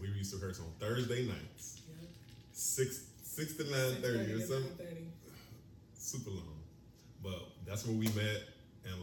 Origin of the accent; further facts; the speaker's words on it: Chicago, Illinois, United States; moved away as an adult; I'm coming from Chicago